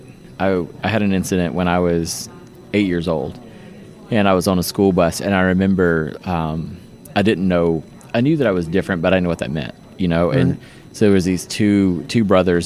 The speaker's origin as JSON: {"language": "English", "town": "Easley", "region": "South Carolina", "country": "United States", "tie": "born or raised there", "moved": "yes", "lives_now": "Johns Creek, United States", "said": "I actually was born in a little town called Easley, South Carolina. So it's near Greenville. Greenville's like a new, hip, cool place"}